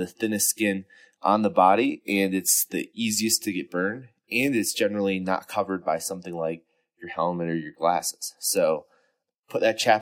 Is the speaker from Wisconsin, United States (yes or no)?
yes; Wisconsin, United States; now in Colorado, United States; I grew up in Wisconsin